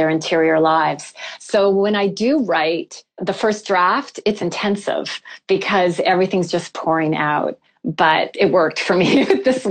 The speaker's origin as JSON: {"language": "English", "country": "Canada", "said": "I'm from Canada"}